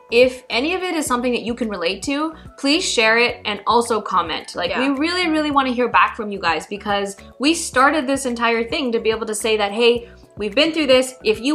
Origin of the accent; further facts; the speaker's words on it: Pakistan; as a Pakistani woman growing up with all the values and things that you're kind of indoctrinated